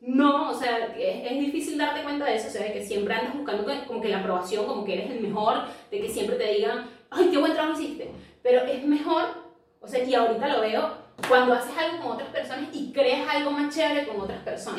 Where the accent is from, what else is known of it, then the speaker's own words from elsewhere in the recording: Venezuela; moved away as an adult; now in Lima, Peru; nosotras somos venezolanas, pero vivimos actualmente en Lima, Perú